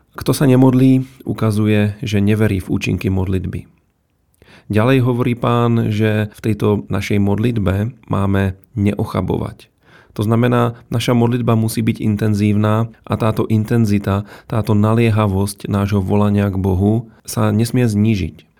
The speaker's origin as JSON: {"language": "Slovak", "country": "Czechia", "moved": "as an adult", "lives_now": "Slovakia", "said": "študoval som na Slovensku a som z Čiech"}